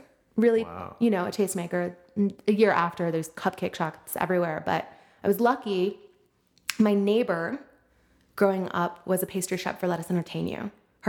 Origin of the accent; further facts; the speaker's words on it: Wilmette, Illinois, United States; also born or lived in Madison; I'm like from Wilmette